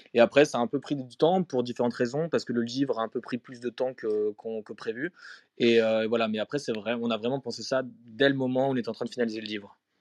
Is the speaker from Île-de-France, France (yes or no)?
no; Strasbourg, Grand Est, France; moved away as an adult; also born or lived in Paris / Berlin / Sweden; now in Stockholm, Sweden; j'ai grandi à Strasbourg euh, et après je suis venu à Paris quand j'avais 20 ans